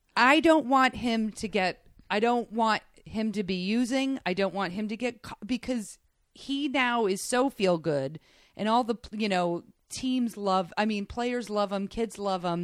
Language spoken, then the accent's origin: English; New York, United States; I was raised in New York